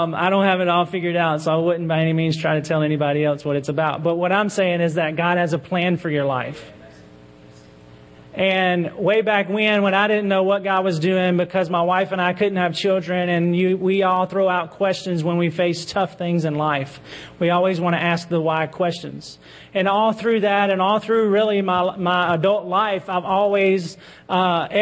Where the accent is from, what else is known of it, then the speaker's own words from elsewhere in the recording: Baton Rouge, Louisiana, United States; moved away as an adult; We had plans to move back to my hometown of Baton Rouge, where I'm from. I grew up in church there.